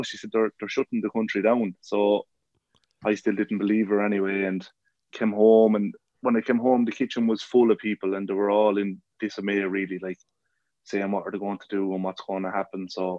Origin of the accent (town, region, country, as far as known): Rathdowney, Laois, Ireland; moved away as an adult; also born or lived in Australia